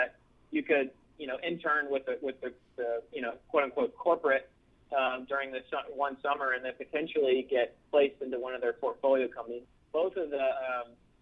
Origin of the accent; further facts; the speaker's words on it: Birmingham, Alabama, United States; moved away as an adult; now in Nashville, United States; my hometown of Birmingham